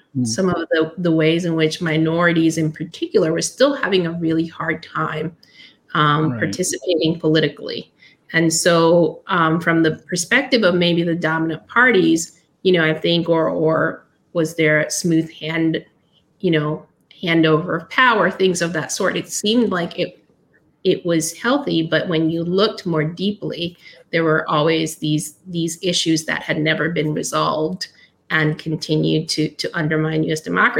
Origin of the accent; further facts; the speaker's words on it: Nicaragua; I'm from Nicaragua, which is a little country that is repeatedly invaded or fought over by major powers throughout its history.